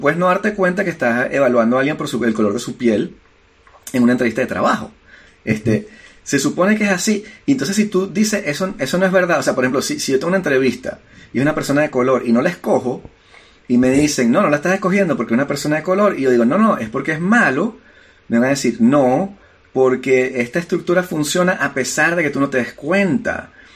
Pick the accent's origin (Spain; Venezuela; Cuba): Venezuela; now in France; soy un inmigrante. Y vengo de Venezuela y hablo con acento.